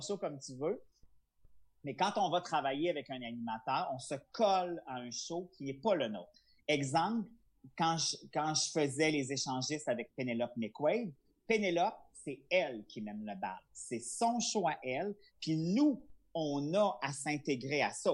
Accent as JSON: {"language": "French", "area": "Charlevoix", "region": "Quebec", "country": "Canada", "tie": "born or raised there", "said": "je suis originaire de Charlevoix"}